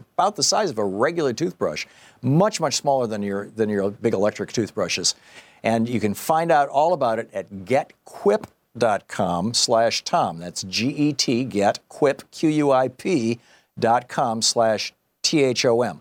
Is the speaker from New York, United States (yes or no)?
no; Michigan, United States; when I grew up in Michigan